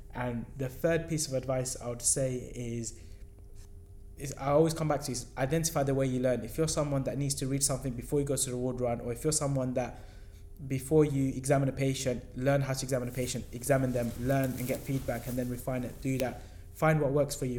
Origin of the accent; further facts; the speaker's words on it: London, United Kingdom; we're from London